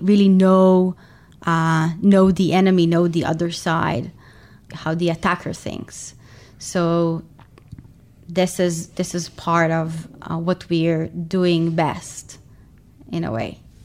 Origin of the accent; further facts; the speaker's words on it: Tel Aviv, Tel Aviv District, Israel; I'm originally from Tel Aviv, Israel.